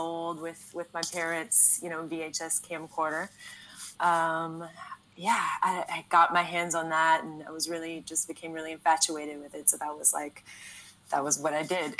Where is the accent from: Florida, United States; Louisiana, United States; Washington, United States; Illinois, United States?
Louisiana, United States; New Iberia; I'm from South Louisiana. I'm from a really small town in South Louisiana called New Iberia